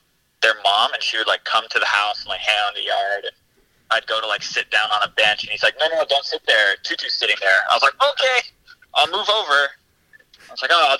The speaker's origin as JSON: {"language": "English", "area": "Oahu", "region": "Hawaii", "country": "United States", "said": "I am from Oahu, the same island that DJ is from"}